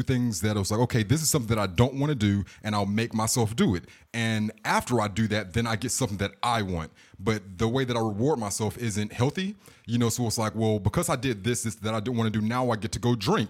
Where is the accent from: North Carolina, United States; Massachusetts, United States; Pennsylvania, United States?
North Carolina, United States; Charlotte; Well, my family lives there, but I'm from Charlotte though.